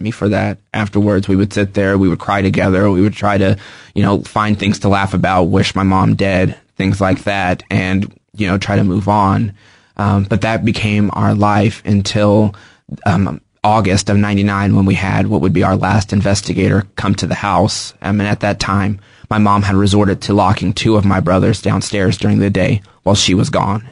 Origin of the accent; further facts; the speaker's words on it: Kansas City, United States; I grew up in Kansas City. I've lived here my whole life.